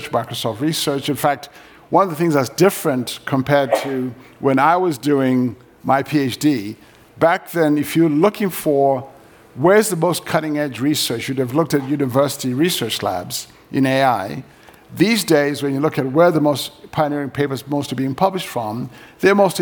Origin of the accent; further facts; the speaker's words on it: Zimbabwe; moved away; I grew up in Zimbabwe.